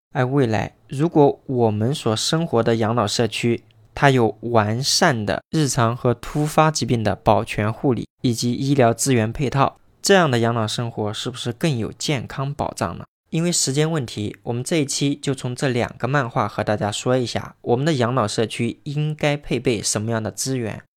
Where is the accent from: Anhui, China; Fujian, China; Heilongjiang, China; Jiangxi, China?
Anhui, China; now in Chongqing, China; 在重庆生活，我的老家在安徽